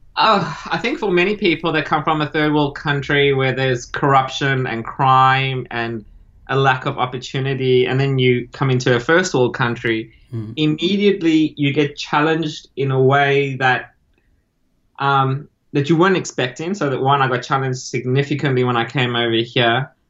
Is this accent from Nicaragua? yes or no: no; South Africa; moved away as an adult; also born or lived in Argentina (parents) / Italy (ancestry); now in Australia; I grew up in South Africa